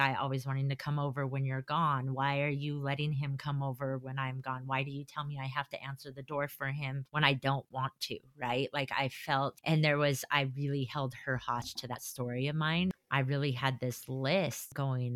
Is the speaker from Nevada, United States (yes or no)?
no; Colorado, United States; moved away as an adult; now in Utah, United States; I'm not from Utah. I'm from Colorado, not Utah.